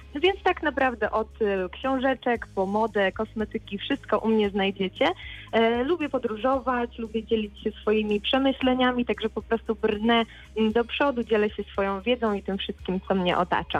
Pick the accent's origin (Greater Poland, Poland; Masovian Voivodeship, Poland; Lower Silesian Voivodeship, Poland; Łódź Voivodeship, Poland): Lower Silesian Voivodeship, Poland; Bolesławiec; moved away as an adult; also born or lived in Wrocław; Przeprowadziłam się wtedy z rodzinnego miasta, z Bolesławca do Wrocławia